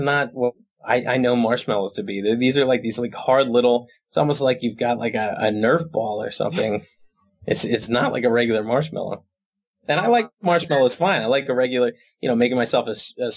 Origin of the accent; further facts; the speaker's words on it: Fair Haven, New Jersey, United States; now in Hoboken, United States; I live in Hoboken. I grew up in Monmouth County, right down next to Red Bank, a town called Fairhaven.